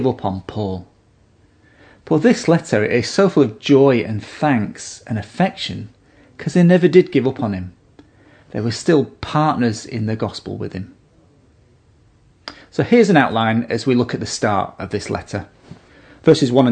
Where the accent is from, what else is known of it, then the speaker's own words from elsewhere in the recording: United Kingdom; now in Australia; I'm a naturalised citizen of Australia, and here's my certificate to prove it. I'm also a British citizen